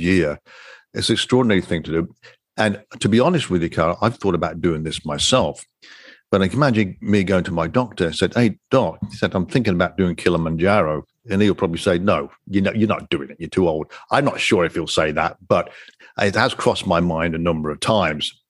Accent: United Kingdom; I'm a Brit

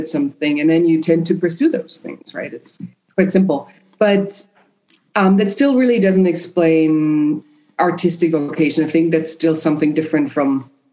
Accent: Vienna, Austria; first language German and Spanish; English is a second language; moved away; also born or lived in Madrid; I grew up in Vienna

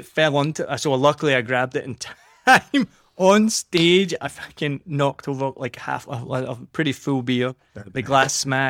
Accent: Scotland, United Kingdom; accent: Scottish; now in Vietnam; if I was being really Scottish

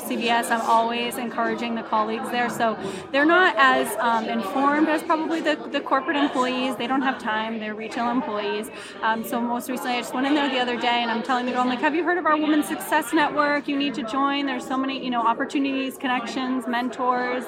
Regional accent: Worcester, Massachusetts, United States; I'm from Worcester

